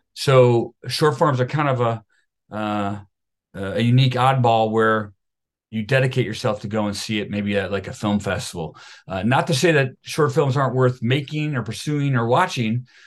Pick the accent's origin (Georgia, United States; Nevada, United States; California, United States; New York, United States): New York, United States; Buffalo; I am from Buffalo, New York, a suburb of Buffalo, New York